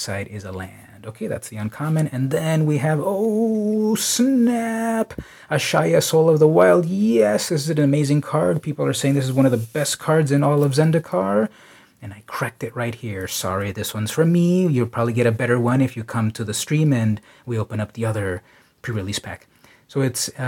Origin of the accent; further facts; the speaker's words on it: San Diego, California, United States; San Diego, my hometown